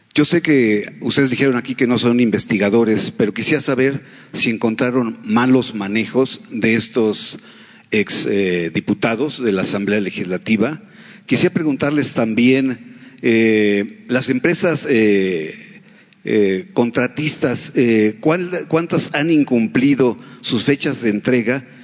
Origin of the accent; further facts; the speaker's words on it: Mexico; nosotros como mexicanos